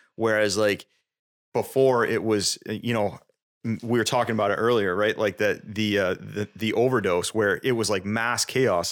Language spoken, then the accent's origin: English; South Burlington, Vermont, United States; also born or lived in New Hampshire; I was born in New Hampshire. I moved to Vermont when I was two. Um, and I actually grew up in South Burlington.